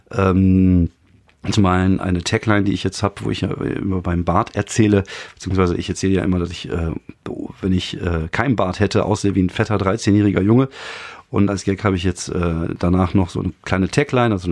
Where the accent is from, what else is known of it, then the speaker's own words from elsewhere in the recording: France; ich bin ja in, in Frankreich aufgewachsen und äh, bei uns gab es so Telefone